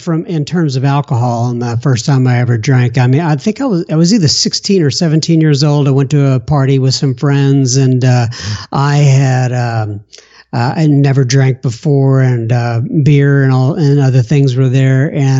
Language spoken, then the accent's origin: English; Bangor, Maine, United States; born there; They came back over here, moved back over here, and I was born in Bangor, Maine. I was an Air Force brat for the first 6 years of my life.